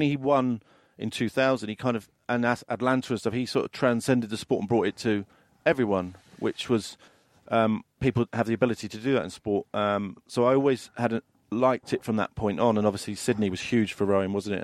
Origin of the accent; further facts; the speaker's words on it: London, United Kingdom; I grew up in London